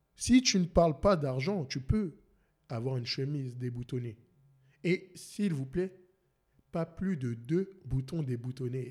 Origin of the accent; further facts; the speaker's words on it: France; now in Montreal, Canada; je suis français